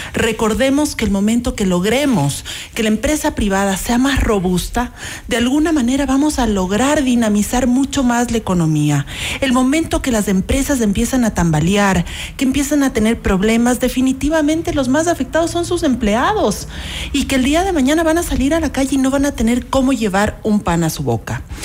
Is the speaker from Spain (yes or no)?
no; Ecuador; como ecuatorianos